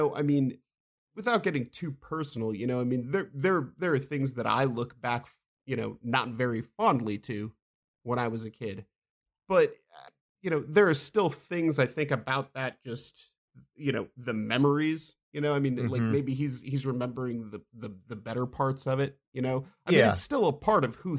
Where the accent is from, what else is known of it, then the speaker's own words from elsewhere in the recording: Midwest, United States; John and I both grew up in the Midwest.